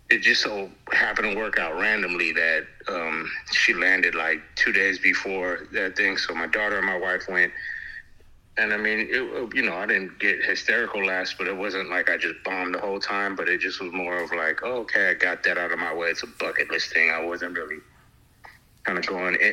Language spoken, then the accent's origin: English; Hawaii, United States; moved away; I'm from Hawaii, so I, I like warmth